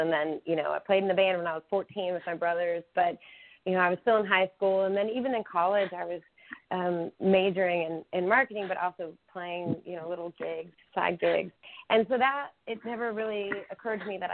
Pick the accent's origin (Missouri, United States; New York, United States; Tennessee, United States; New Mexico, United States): New Mexico, United States; I grew up in New Mexico